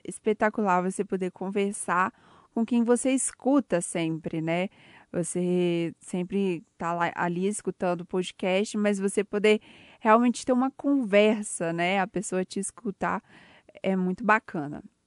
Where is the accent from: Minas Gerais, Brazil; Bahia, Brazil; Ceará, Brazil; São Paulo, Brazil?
Minas Gerais, Brazil; Ouro Preto; eu sou de Ouro Preto, trabalho na Rádio Tatiaia de Ouro Preto